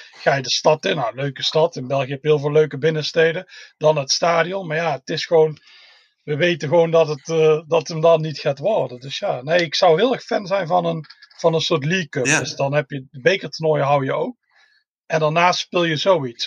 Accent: Tilburg, North Brabant, Netherlands; moved away as an adult; now in Scotland; ik kom uit Tilburg

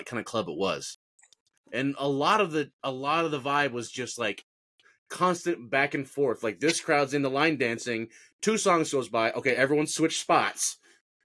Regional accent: Colorado Springs, Colorado, United States; I'm from Colorado Springs

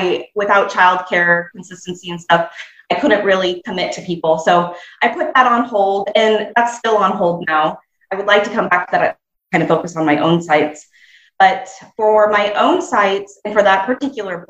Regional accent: Nebraska, United States; my home state of Nebraska in the US.

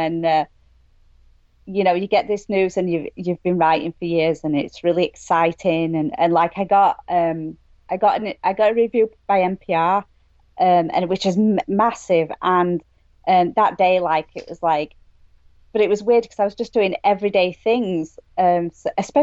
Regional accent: England, United Kingdom; moved away as an adult; now in Maine, United States; I'm from England

